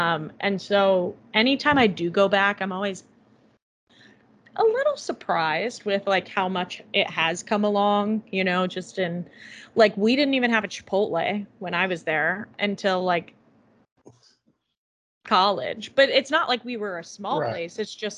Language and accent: English; Columbus, Indiana, United States; So I'm from Columbus, Indiana. It's basically halfway between Indianapolis and Louisville. So like the bottom. But it's like in the, southeastern sort of.